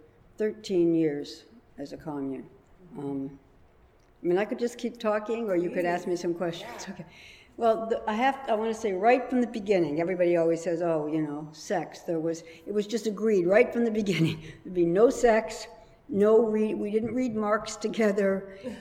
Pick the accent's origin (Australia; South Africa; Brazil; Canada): Canada; moved away as an adult; also born or lived in London, United Kingdom / New York, United States; now in Brooklyn, United States; I was brought to Canada. I was raised in Canada